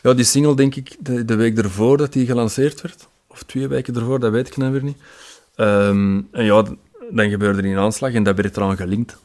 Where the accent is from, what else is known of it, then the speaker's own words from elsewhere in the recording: Antwerp, Flanders, Belgium; als Antwerpenaar